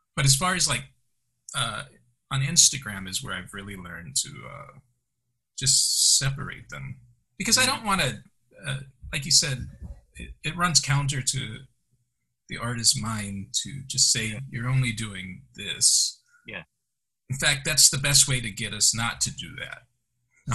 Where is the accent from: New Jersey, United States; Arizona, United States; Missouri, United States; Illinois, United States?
Illinois, United States; Chicago; I was born in Chicago